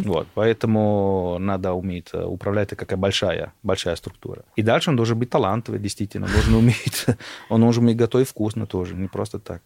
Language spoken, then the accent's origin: Russian; Italy; Russian is a second language; moved away as an adult; also born or lived in Germany / London, United Kingdom; now in Moscow, Russia; Я родился в Германии, город Танаузен и дальше потом Италия